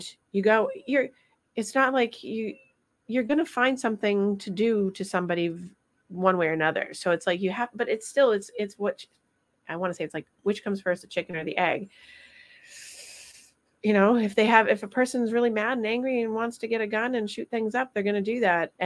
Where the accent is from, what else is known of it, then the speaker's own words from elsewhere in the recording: Vermont, United States; I'm from Vermont